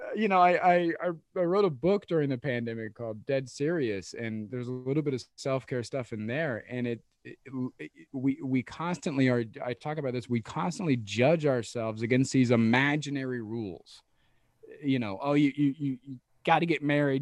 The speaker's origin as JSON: {"language": "English", "region": "Midwest", "country": "United States", "tie": "born or raised there", "said": "a dude from the Midwest"}